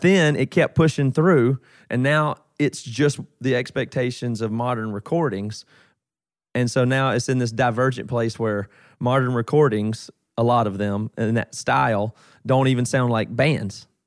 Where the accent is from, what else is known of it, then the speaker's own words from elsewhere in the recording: South Carolina, United States; now in Seattle, United States; I'm from South Carolina originally